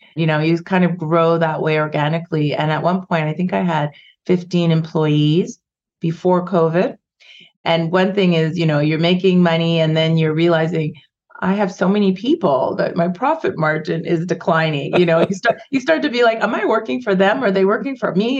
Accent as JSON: {"language": "English", "town": "Vancouver", "region": "British Columbia", "country": "Canada", "tie": "born or raised there", "also_born_or_lived": "Ghana", "said": "I moved to Canada when I was five. We immigrated from Ghana and West Africa, and when I grew up in the 70s and 80s, there was like just a handful of us in Vancouver."}